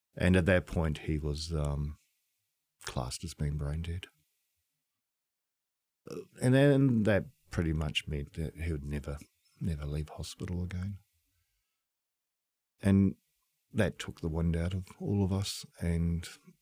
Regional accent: New Zealand; moved away; I'm from New Zealand

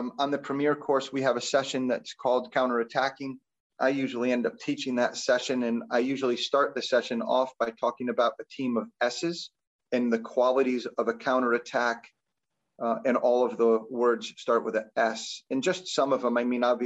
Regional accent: Albany, New York, United States; also born or lived in West Virginia; now in Binghamton, United States; I grew up in Albany, so it was kind of like coming back to home. I am a New Yorker at heart

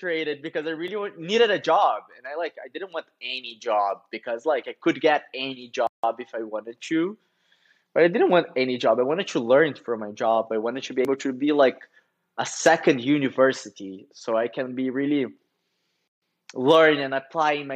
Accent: Curitiba, Paraná, Brazil; moved away as an adult; now in São Paulo, Brazil; I'm from Curitiba

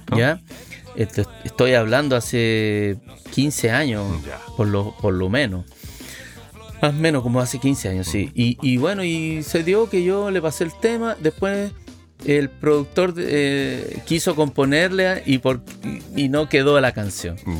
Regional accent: northern Chile, Chile; moved away as an adult; also born or lived in Reynosa, Mexico; cuando yo vivía fuera de Chile

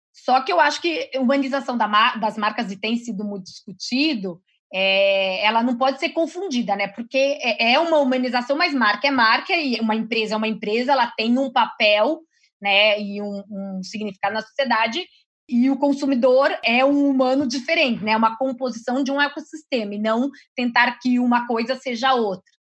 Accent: interior of São Paulo, Brazil; moved away; eu sou do interior de São Paulo, então essa área né, é de uma cidade pequena

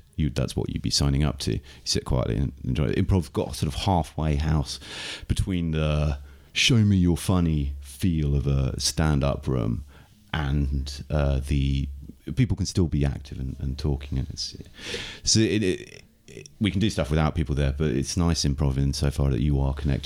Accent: Isle of Wight, South East England, United Kingdom; moved away as an adult; now in Prague, Czech Republic; I'm from the UK. I grew up in the south of England, in the Isle of Wight

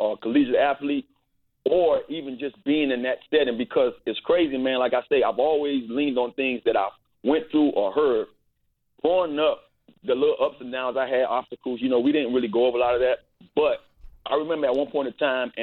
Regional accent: Miami, Florida, United States; I grew up in Liberty City in a house with 15-plus people

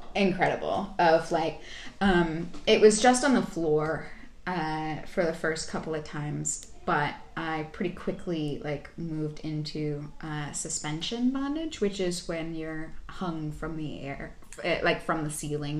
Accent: Texas, United States; also born or lived in California / Midwest; now in Brooklyn, United States; I grew up in Texas. Um, I was born in California, um, but I uh, I moved to back to Texas when I was two

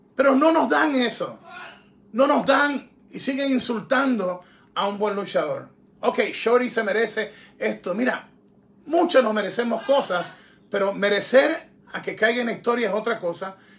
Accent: Guayaquil, Guayas, Ecuador; moved away; para mi tierra, para Guayaquil

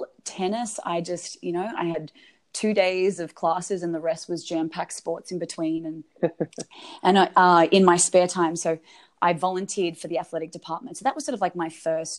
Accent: Australia; moved away as an adult; now in Phoenix, United States; I'm from Australia

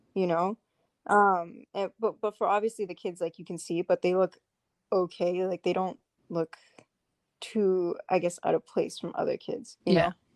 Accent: Saudi Arabia; moved away; I'm from Saudi

